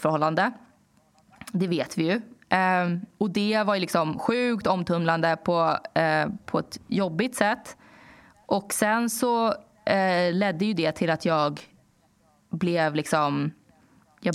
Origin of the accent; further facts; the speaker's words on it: Danderyd, Stockholm County, Sweden; när jag var yngre och bodde i Danderyd